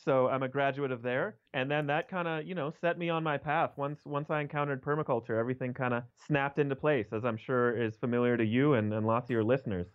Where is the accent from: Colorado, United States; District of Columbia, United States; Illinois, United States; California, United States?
Colorado, United States; Denver; also born or lived in New York; So I was born and raised in Denver, Colorado, and that's, that's where I still live now